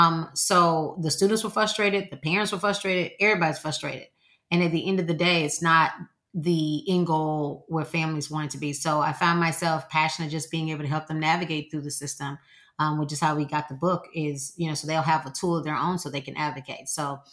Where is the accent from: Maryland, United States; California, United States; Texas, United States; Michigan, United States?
Texas, United States; Houston; I'm from Houston, Texas.